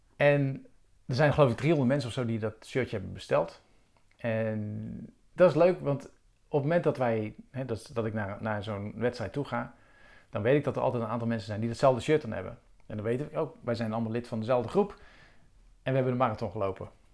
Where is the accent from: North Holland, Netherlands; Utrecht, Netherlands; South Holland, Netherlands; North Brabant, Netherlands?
South Holland, Netherlands; Rotterdam; Rotterdam. En, eh, nou, voor de mensen die het weten, dat is mijn geboortestad